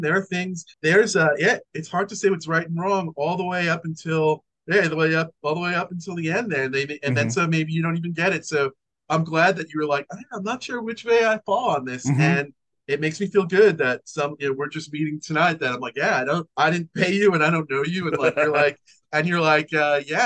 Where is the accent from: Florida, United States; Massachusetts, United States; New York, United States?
New York, United States; as a New Yorker